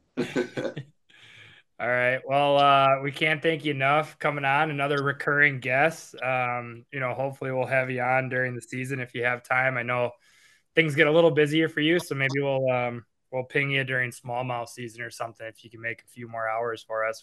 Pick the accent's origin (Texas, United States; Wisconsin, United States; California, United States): Wisconsin, United States; Appleton; We grew up in Appleton.